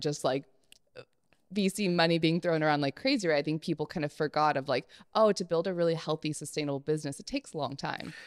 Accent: Berkeley, California, United States; I grew up on the East Bay

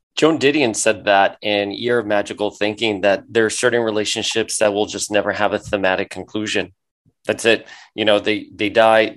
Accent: Miami, Florida, United States; I grew up in Miami

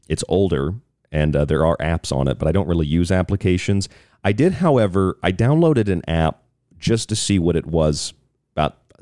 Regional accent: Tampa, Florida, United States; I grew up in Tampa Bay

